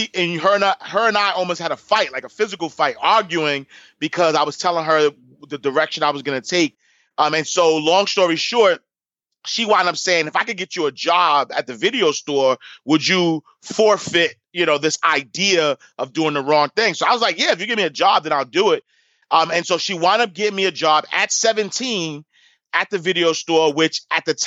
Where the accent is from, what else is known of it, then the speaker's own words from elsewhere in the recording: New York City, New York, United States; I grew up in Harlem. Like you mentioned, I grew up in St. Nicholas Projects, 129th Street and 8th Avenue